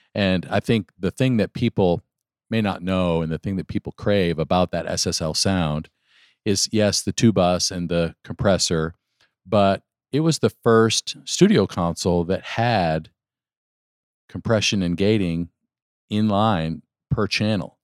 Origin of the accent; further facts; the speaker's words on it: Western New York State, United States; I grew up in Western New York State